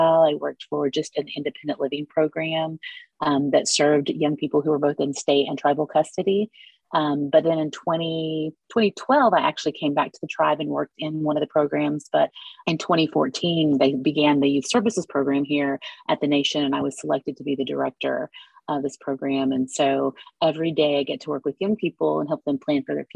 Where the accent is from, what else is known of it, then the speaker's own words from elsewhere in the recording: Lindsay, Oklahoma, United States; also born or lived in Bokoshe, Oklahoma / Ada, Oklahoma; now in Okmulgee, United States; In a little town called Bokoshi is where I spent the first 9 years of my life. And that's definitely in Choctaw Country, LaFleur County. Yeah, so it's just a small town. We moved when I was nine to another town called Lindsay